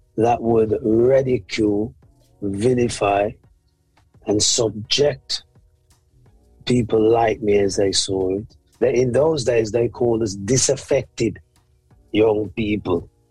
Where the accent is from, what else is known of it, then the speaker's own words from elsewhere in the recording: Birmingham, West Midlands, United Kingdom; I was born here in the UK in the 60s, late 60s. And I was born actually in Handsworth.